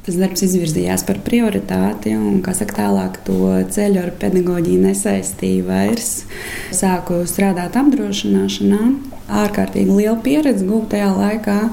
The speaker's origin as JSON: {"language": "Latvian", "town": "Engure", "region": "Tukums Municipality", "country": "Latvia", "tie": "born or raised there", "said": "Es esmu no piekrastes, no Angūras. Bērnības gaitas pagājušas ir zvejnieks"}